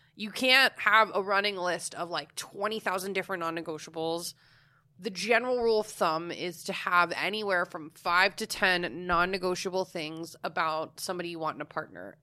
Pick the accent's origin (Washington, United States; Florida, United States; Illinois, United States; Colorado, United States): Florida, United States; I'm from Florida.